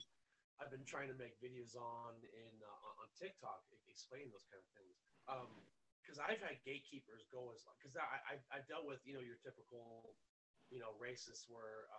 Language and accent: English; United States; you and I are American